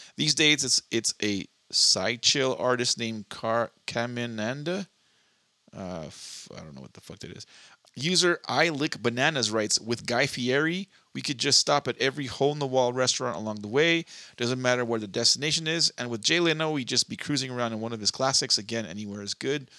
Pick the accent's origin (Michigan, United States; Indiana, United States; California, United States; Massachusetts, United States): California, United States; Southern; born and raised in Southern California